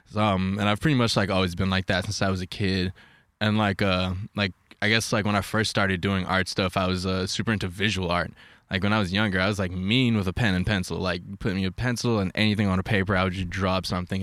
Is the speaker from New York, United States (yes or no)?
yes; New York, United States; moved away as an adult; I grew up in New York